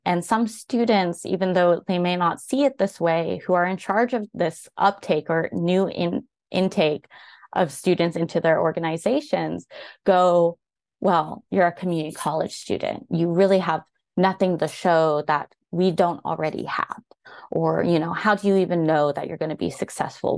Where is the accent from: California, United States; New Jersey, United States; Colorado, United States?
California, United States; Bay Area Tri-Valley; moved away as an adult; now in Virginia, United States; Bay Tri-Valley area